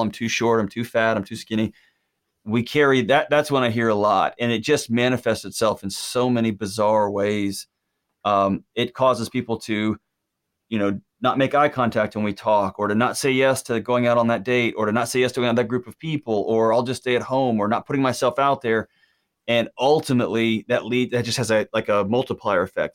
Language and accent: English; Texas, United States; I was born in Texas